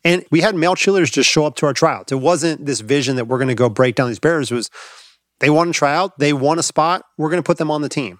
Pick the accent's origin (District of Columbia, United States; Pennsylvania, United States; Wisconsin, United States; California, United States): California, United States; Los Angeles; I grew up in Los Angeles